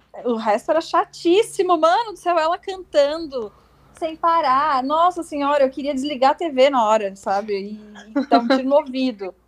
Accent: South Region, Brazil; accent: southern dialect; a gente tem o nosso dialeto no sul

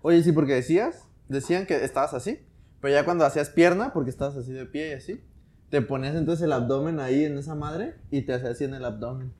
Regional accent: Mexico; nacimos aquí en México

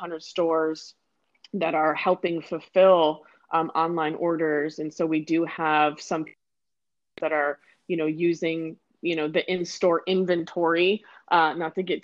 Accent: Michigan, United States; moved away as an adult; also born or lived in Toledo, Ohio / Akron, Ohio; now in Anaheim, United States; I'm born and raised in Michigan. I was there for 24 years.

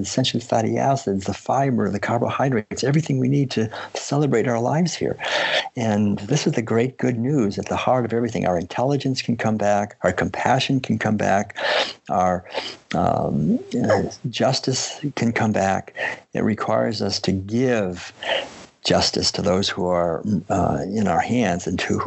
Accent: Concord, Massachusetts, United States; also born or lived in Maine; I had been born and raised in Concord, Massachusetts

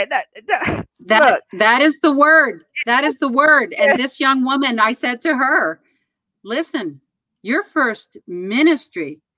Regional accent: New York City, New York, United States; I'm a New Yorker

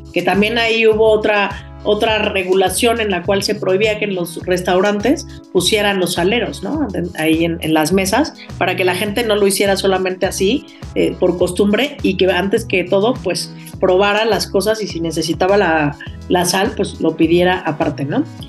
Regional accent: Mexico

